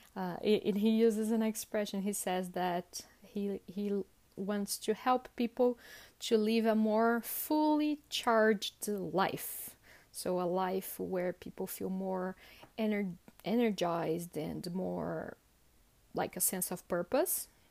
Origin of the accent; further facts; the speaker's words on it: Sorocaba, São Paulo, Brazil; I'm from Sorocaba, sorry, I forgot to mention that, uh, which is about a hundred kilometers from São Paulo